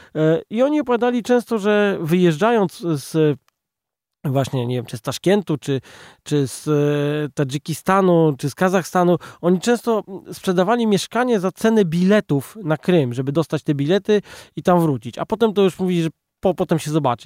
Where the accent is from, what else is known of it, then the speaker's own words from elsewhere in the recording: Poland; jesteśmy z Polski